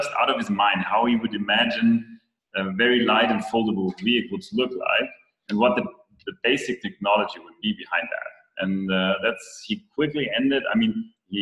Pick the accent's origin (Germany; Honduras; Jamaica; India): Germany; I'm not British. I'm German